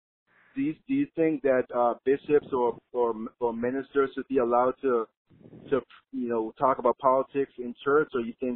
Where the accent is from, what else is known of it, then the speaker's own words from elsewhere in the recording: Massachusetts, United States; I'm from Massachusetts.